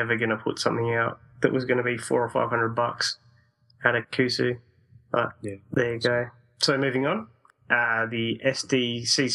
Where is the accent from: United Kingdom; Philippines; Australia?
Australia; South Australia; I'm from South Australia.